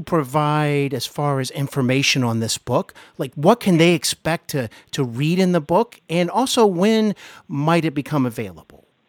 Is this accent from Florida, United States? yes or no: no; Cincinnati, Ohio, United States; also born or lived in Hollywood; I host Hollywood and Beyond podcast here in my hometown of Cincinnati